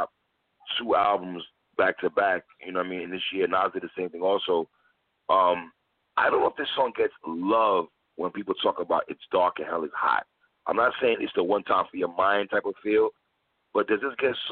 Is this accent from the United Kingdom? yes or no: no; New York City, New York, United States; now in Florida, United States; I'm from Brooklyn